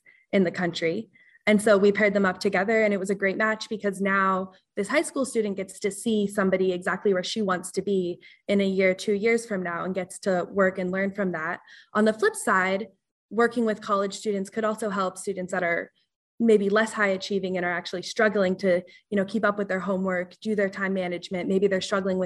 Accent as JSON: {"language": "English", "region": "Colorado", "country": "United States", "tie": "born or raised there", "moved": "as an adult", "lives_now": "Massachusetts, United States", "said": "I'm from Colorado. So it started in Colorado in the community that I grew up"}